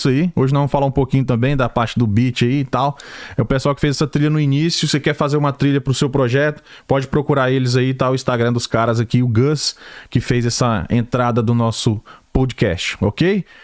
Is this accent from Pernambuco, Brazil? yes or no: yes; Recife, Pernambuco, Brazil; now in Atlanta, United States; eu sou do Recife. Recife, Pernambuco.